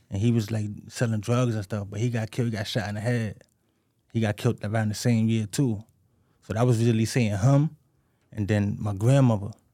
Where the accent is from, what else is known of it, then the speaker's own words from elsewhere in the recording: New York City, New York, United States; I grew up in the Bronx, you know what I'm saying? Patterson Projects